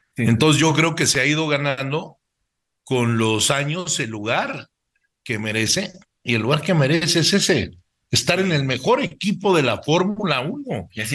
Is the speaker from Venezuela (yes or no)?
no; Mexico; es un orgullo como mexicano